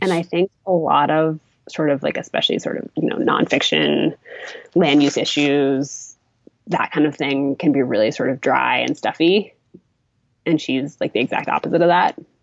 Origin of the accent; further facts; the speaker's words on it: Massachusetts, United States; moved away as an adult; also born or lived in Maine; I'm from Massachusetts originally